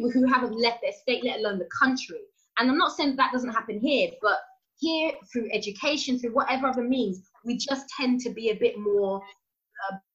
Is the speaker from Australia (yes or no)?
no; United Kingdom; especially when you go out to the states as a British actor